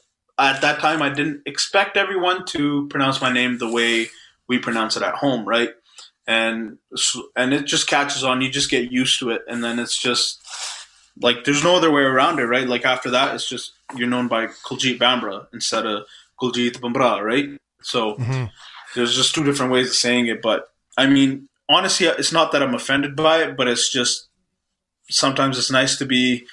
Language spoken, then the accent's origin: English; Calgary, Alberta, Canada; first language Punjabi; English is a second language; Obviously, I'm born and raised in Canada, right? So that's just what my background is. But living in a brown household where my parents are born and raised in India, and they moved here at a young age of like around 18 and stuff.